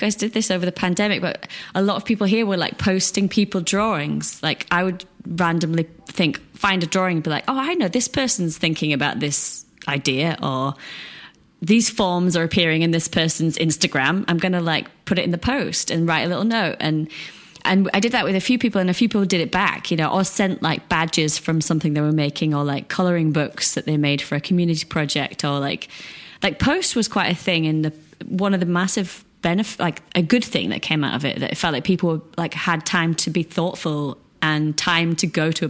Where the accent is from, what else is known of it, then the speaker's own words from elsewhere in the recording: England, United Kingdom; because, yeah, I was from England, so it was far away. It was different time zone.